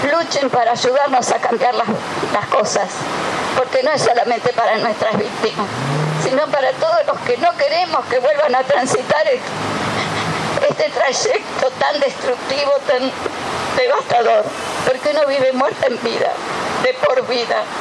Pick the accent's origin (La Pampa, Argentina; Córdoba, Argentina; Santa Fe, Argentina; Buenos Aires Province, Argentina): Buenos Aires Province, Argentina; Tigre; Nosotros somos de Rincón de Milva, el partido de Tigre.